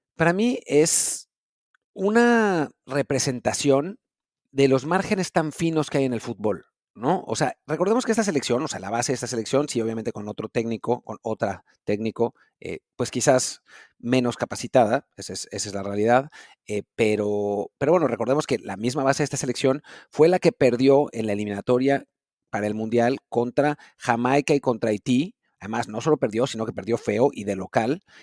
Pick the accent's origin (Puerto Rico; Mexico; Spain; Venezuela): Mexico; como mexicanos